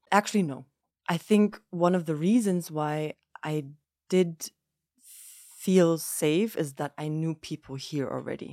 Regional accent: Germany; moved away as an adult; also born or lived in Lebanon; now in Jordan; I'm half German, half Greek, but I grew up in Germany, very much so in a Greek household with my mum

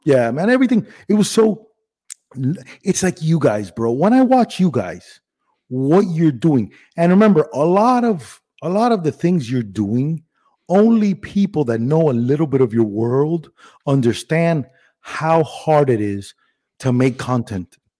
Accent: Miami, Florida, United States; accent: regional Miami accent; also born or lived in Cuba / Spain; I was born in Cuba, but my first birthday was in Spain. And then we moved straight to Miami

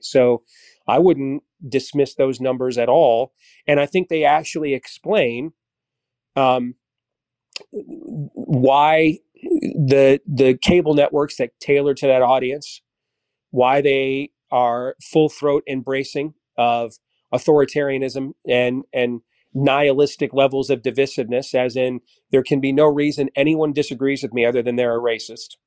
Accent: Iowa, United States; my home state of Iowa

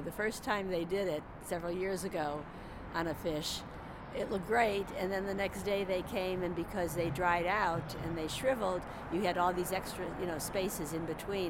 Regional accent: St. Louis, Missouri, United States; I'm from St. Louis, Missouri, and my son lives here, and it's warmer here than in, theoretically, than St. Louis.

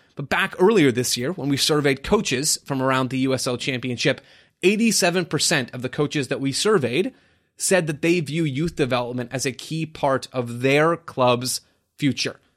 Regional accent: Phoenix, Arizona, United States; my hometown team, Phoenix Rising

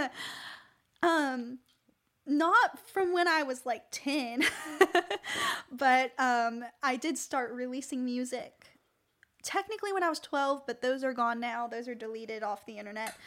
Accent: Tampa, Florida, United States; moved away as an adult; now in Nashville, United States; I'm from Tampa, Fl-

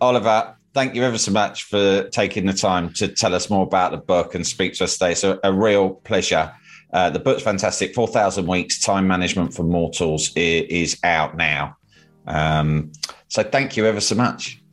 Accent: United Kingdom; being British and living in our society

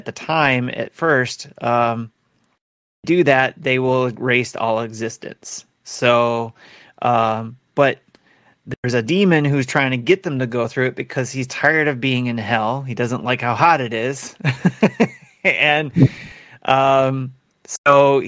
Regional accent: Detroit, Michigan, United States; I live in Detroit. I'm from Detroit

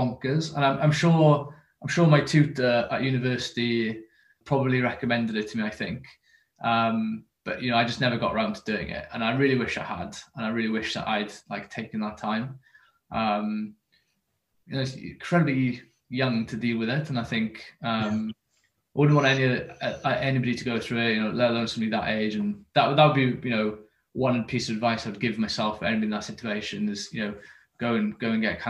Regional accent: near Carmarthenshire, West Wales, United Kingdom; I'm from West Wales, near Carmarthenshire. So it's called the Almond Valley. And what would have been a traditionally kind of mining community. And, you know, that is where all, you know, young men would have gone for work. And then, you know, when I was growing up, that was never really an option

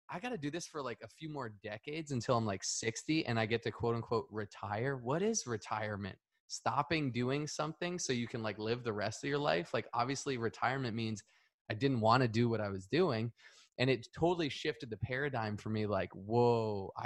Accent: Northeast, United States; moved away; I grew up in the Northeast

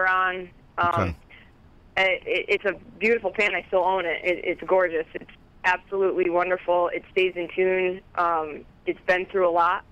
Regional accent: Connecticut, United States; I'm from Connecticut

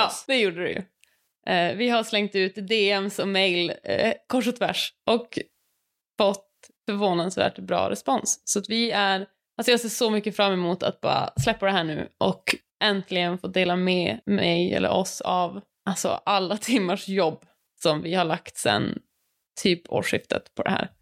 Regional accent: Luleå, Norrbotten County, Sweden; Jag är också från Luleå, har vuxit upp med Ellen

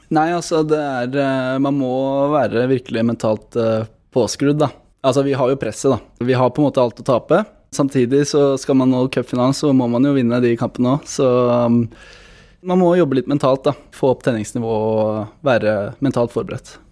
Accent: Norway; der jeg kommer fra, Sigrud

